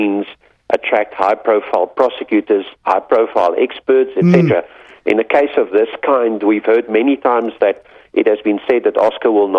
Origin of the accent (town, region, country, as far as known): South Africa